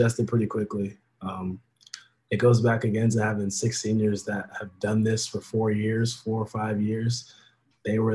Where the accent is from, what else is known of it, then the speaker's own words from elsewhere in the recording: Portland, Oregon, United States; moved away as an adult; now in Princeton, United States; I was born in Portland, Oregon, and now I'm in Princeton, New Jersey, going to school